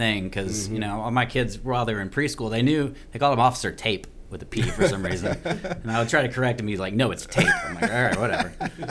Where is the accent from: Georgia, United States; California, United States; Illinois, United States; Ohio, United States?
Georgia, United States; Brookwood; I'm from Brookwood.